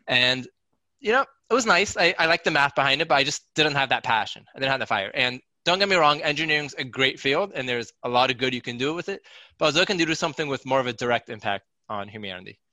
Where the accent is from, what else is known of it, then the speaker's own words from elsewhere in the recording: Seattle, Washington, United States; now in New Jersey, United States; I was born and raised in Seattle, Washington